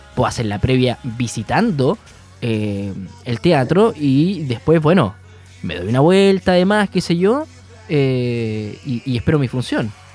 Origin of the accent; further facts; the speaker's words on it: Punta Arenas, Magallanes and Chilean Antarctica, Chile; now in Concepción, Chile; Nosotros, nosotros somos de Punta Arenas, eh, estamos hace ya un tiempo en, Concepción